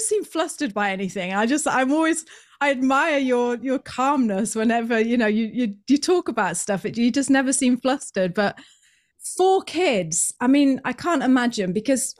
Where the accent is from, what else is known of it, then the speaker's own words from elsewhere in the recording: United Kingdom; now in New Zealand; I'm a Brit